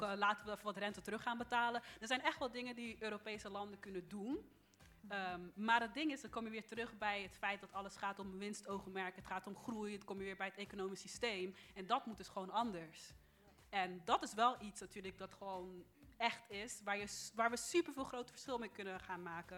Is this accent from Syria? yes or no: no; Netherlands; Ik ben geboren in Nederland